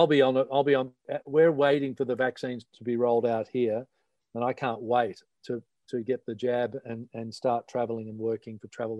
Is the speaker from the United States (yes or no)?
no; Melbourne, Victoria, Australia; now in Sydney, Australia; we grew up in Australia on Melbourne TV.